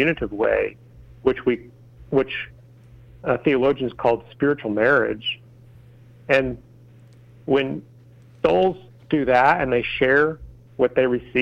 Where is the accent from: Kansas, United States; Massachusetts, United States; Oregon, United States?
Kansas, United States; Wichita; the city of Wichita, Kansas, my hometown